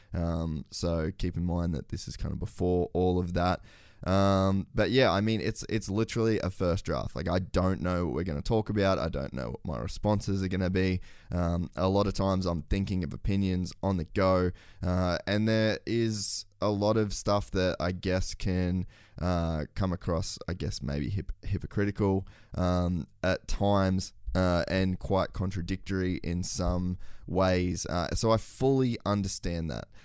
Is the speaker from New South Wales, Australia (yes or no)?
no; Queensland, Australia; as a Queenslander